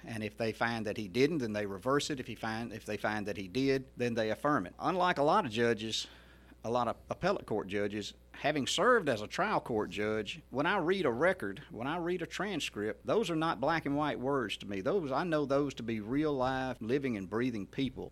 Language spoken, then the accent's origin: English; Mississippi Delta, United States; moved away as an adult; now in Hernando, United States; I grew up in the Mississippi Delta